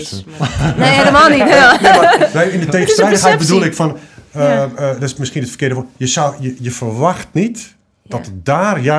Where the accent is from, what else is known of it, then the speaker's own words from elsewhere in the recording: Morocco; ik kom uit een bepaalde hoek, namelijk ik ben Marokkaanse, ik ben nog vrouw ook